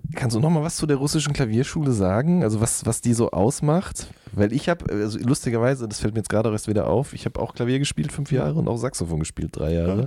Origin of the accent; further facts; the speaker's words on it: Ruhr area, North Rhine-Westphalia, Germany; Ich komme aus dem Pott